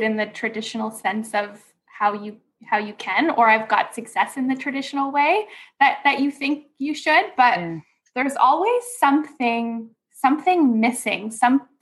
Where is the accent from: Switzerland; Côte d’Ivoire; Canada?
Canada; Ontario; moved away as an adult; also born or lived in British Columbia; I was raised in Ontario here in Canada.